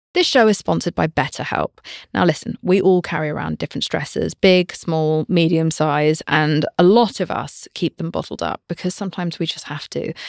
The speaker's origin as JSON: {"language": "English", "country": "United Kingdom", "said": "I'm British"}